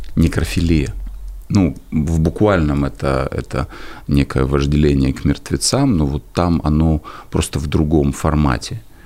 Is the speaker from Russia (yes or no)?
no; Kyiv, Ukraine; в мой дом, в мой город, а я коренной киевлянин